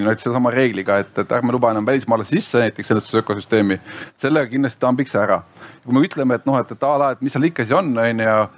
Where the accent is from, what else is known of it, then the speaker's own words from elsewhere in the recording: Estonia; me oleme eestlased